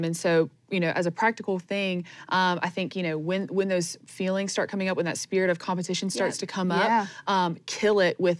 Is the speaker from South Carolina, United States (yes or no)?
yes; Greenville, South Carolina, United States; now in Anderson, United States; I just moved to Anderson from my hometown of Greenville